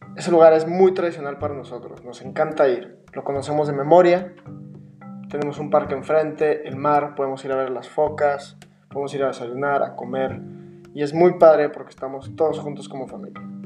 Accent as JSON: {"language": "Spanish", "town": "Monterrey", "region": "Nuevo León", "country": "Mexico", "tie": "born or raised there", "said": "actualmente vivo en Monterrey, mi ciudad natal"}